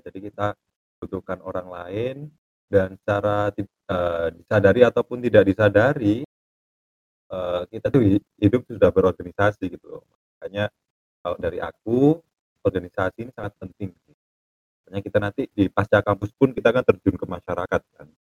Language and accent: Indonesian; Malang, East Java, Indonesia; Asalnya dari Malang.